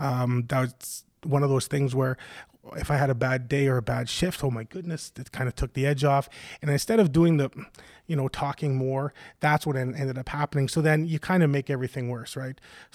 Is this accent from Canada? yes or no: yes; Ontario, Canada; I grew up in Northern Ontario with a loving family.